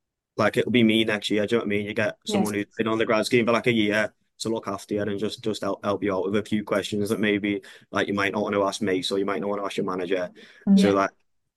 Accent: Liverpool, North West England, United Kingdom; moved away as an adult; also born or lived in Newcastle; now in London, United Kingdom; I'm from Liverpool as well.

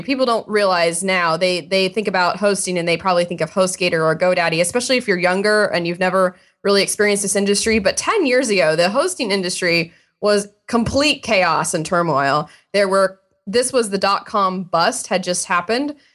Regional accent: Indiana, United States; I grew up in Indiana, And I was in high school. I grew up in a small town

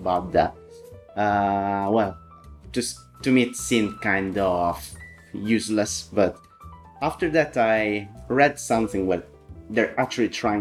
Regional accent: Italy; moved away as an adult; also born or lived in Sicily / Milan; now in United Kingdom; I'm Italian. I was born in Sicily, where I lived like most of my life near Milan, and I moved last year to the UK.

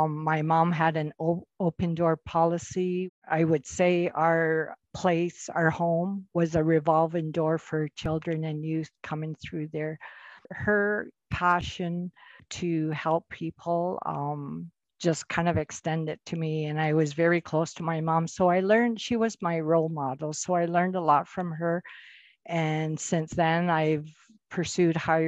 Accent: Kainai First Nation, Southern Alberta, Canada; I come from Kainai First Nation on beautiful traditional Blackfoot territory

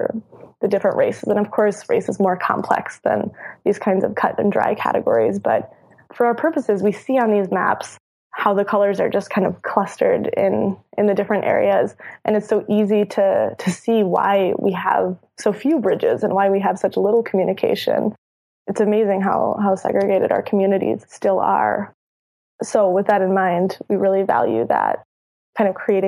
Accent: Minneapolis-St. Paul, Minnesota, United States; I was raised in the Twin Cities

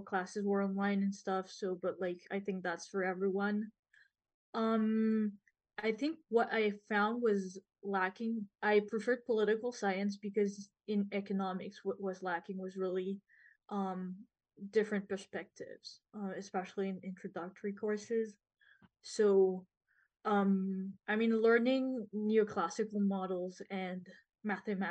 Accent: France; now in Montreal, Canada; I'm from France

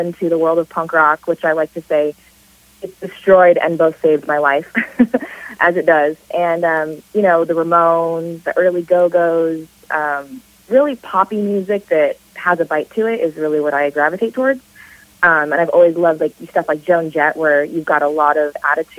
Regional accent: Hermosa Beach, California, United States; I grew up in Southern California, Hermosa Beach and Redondo Beach

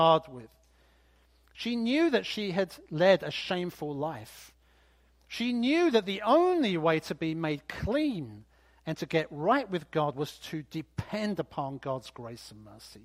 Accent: United Kingdom; I'm British after all

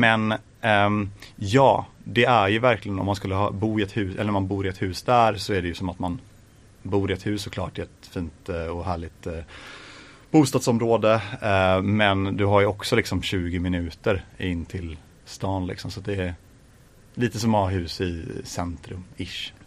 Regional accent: Gothenburg, Västra Götaland, Sweden; Jag är faktiskt ifrån västra Göteborg så att jag är ifrån Grimmered

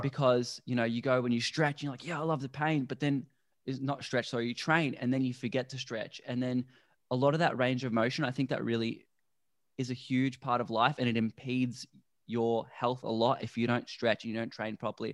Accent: Melbourne, Victoria, Australia; now in Gold Coast, Australia; I grew up in Melbourne, which is a very concrete city

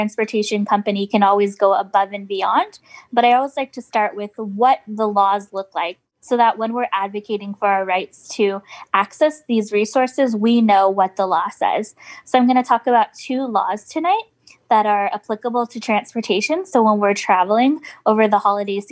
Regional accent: West Coast, United States; moved away; I'm from the West Coast

